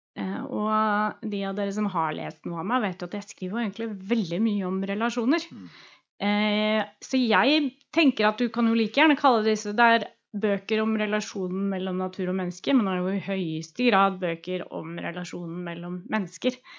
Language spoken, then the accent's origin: Norwegian; Oslo, Norway; also born or lived in Drammen; Så jeg er Oslo-jente